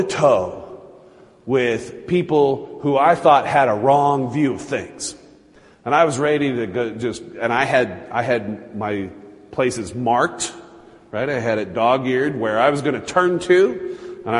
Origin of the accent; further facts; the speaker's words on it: Utah, United States; I was Baptist growing up in Utah.